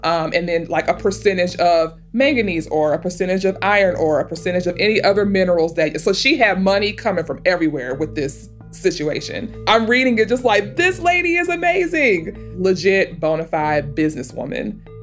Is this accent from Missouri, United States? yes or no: yes; St. Louis, Missouri, United States; I am from St. Louis, Missouri